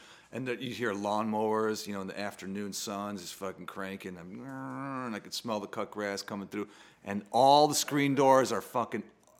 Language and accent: English; Chicago, Illinois, United States; growing up in Chicago